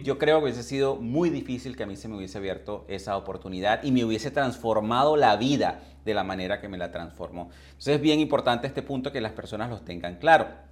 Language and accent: Spanish; Venezuela; moved away as an adult; also born or lived in England; yo emigré de, de, de Venezuela hace más de 20 años hacia Inglaterra